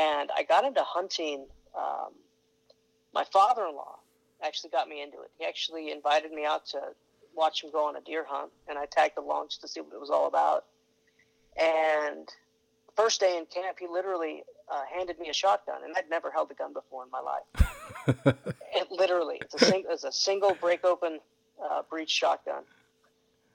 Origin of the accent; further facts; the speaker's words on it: Tucson, Arizona, United States; also born or lived in Phoenix / Oklahoma; I was born in Tucson, and I grew up there. Spent, my first, 26, 27 years in Tucson